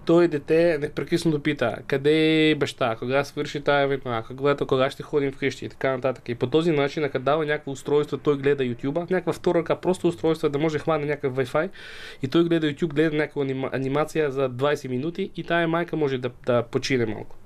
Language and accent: Bulgarian; Ukraine; Bulgarian is a second language; moved away as an adult; also born or lived in United States; now in Bulgaria; аз живях цял живот в Украина преди 7 години дойдох в България преди 7 години, а до това живях в САЩ и преди това живях в Украина от, и роден съм в Украина.